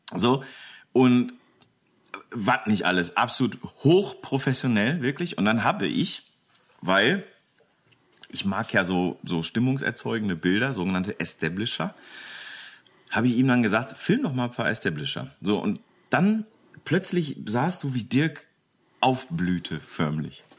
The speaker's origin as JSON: {"language": "German", "town": "Bochum", "region": "North Rhine-Westphalia", "country": "Germany", "tie": "born or raised there", "moved": "yes", "lives_now": "Velbert, Germany", "said": "ich bin in Bochum geboren"}